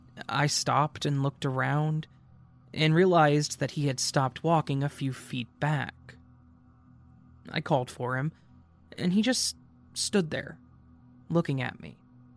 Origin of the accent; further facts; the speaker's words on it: Minnesota, United States; moved away as an adult; now in Texas, United States; I live in Texas with two roommates that I could do without, so it's nice to have some quiet. I'm from Minnesota, but I moved to Texas for school and was planning to move back once I graduated.